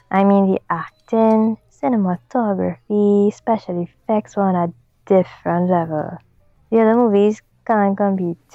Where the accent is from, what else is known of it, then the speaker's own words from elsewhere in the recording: Trinidad & Tobago; accent: Trinidadian; moved away as an adult; also born or lived in Alberta; now in Ottawa, Canada; I'm originally from Trinidad, hence the accent. Moved to Alberta with my family when I was 18 and decided to open a dance studio here in Ottawa.